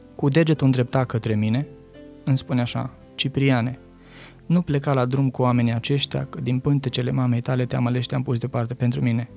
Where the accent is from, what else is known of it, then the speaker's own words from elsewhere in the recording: Romania; moved away as an adult; sunt român